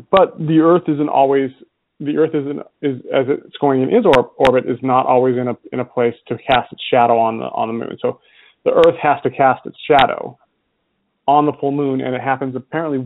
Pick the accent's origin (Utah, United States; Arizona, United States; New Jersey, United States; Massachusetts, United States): Utah, United States; also born or lived in California; now in Illinois, United States; I grew up in Utah